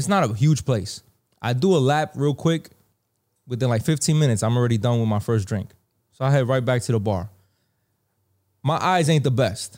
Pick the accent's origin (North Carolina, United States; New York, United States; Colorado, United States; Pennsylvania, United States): New York, United States; New York City; where I grew up in the Bronx